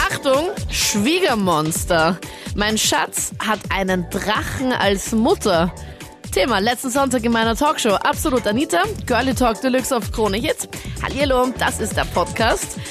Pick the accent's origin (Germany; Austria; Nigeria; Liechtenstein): Austria; wir sind ja Österreicher